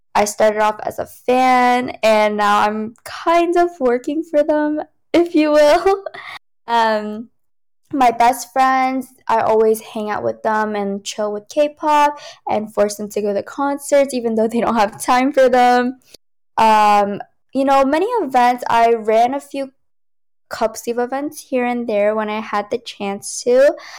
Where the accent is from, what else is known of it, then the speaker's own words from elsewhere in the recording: United States; first language Cantonese; English is a second language; I'm, you know, from America